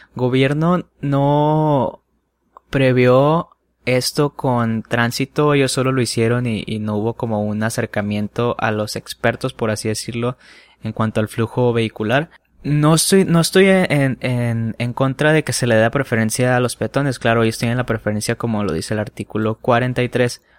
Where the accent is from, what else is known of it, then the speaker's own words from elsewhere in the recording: Culiacán, Sinaloa, Mexico; soy de Culiacán, Sinaloa.